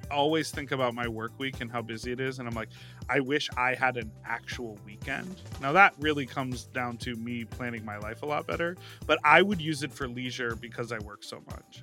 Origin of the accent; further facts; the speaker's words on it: Chicago, Illinois, United States; that's the area code I grew up in in Chicago